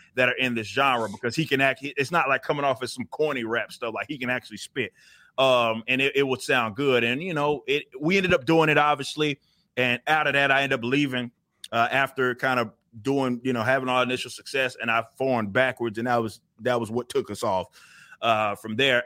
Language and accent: English; Texas, United States; I grew up in the Texas kind of scene